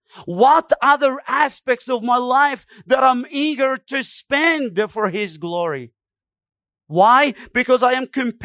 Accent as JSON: {"language": "English", "country": "Egypt", "said": "I come from Egypt. We do the same thing. We give them numbers. We don't give them names."}